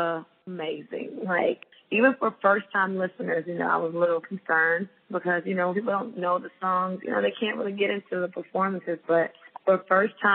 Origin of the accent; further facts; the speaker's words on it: Florida, United States; moved away; my home state to Florida